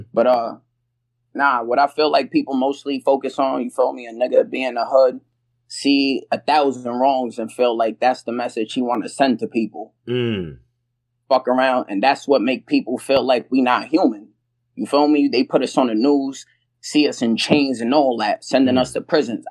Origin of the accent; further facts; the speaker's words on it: New York City, New York, United States; I'm East Flatbush